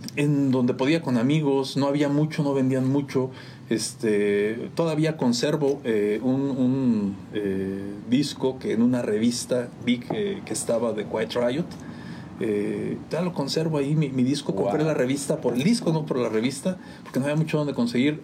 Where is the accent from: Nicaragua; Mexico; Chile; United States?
Mexico; San Juan del Río, Querétaro; Yo de acá de San Juan del Río, yo de, aquí de San Juan de toda la vida, mi, mi mamá es de aquí de Palomas mi papá de Ezequiel Montes, pero yo nací acá en San Juan.